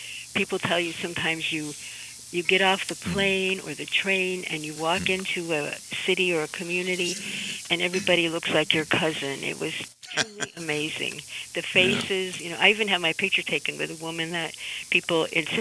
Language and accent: English; Amsterdam, New York, United States; growing up in Amsterdam